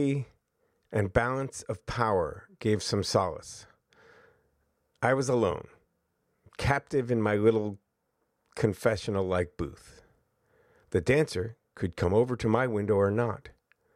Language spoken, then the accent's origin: English; Albany, New York, United States; moved away; also born or lived in San Francisco; I grew up in Albany, New York, the only child of two lefty secular academics